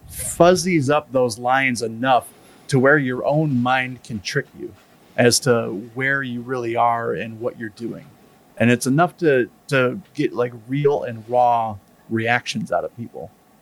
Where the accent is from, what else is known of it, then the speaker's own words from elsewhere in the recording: United States; as an American that kind of does a LARP thing